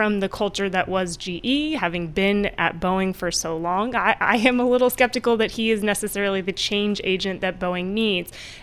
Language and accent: English; Lawrence, Kansas, United States; moved away; I am from Kansas